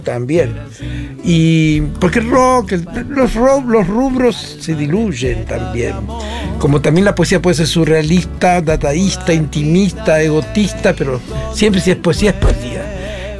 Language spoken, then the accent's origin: Spanish; Ingeniero Jacobacci, Río Negro, Argentina; moved away; also born or lived in San Antonio Oeste; hablábamos de mi pueblo natal, que hoy dije Santo Antonio, San Antonio, yo me crié en Jacobasi